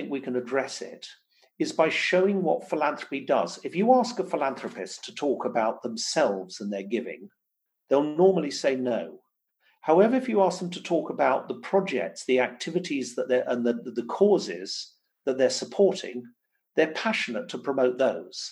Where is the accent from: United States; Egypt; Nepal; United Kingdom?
United Kingdom; Stoke-on-Trent, West Midlands; my hometown of Stoke-on-Trent